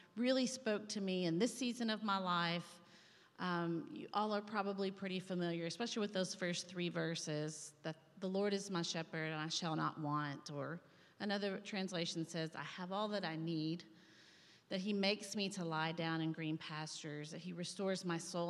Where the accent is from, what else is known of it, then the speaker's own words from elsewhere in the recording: Saline County, Arkansas, United States; moved away as an adult; also born or lived in Pennsylvania; I'm from Saline County, as they said earlier. I grew up out at 10 mile church. And so this is home. I went to Benton High School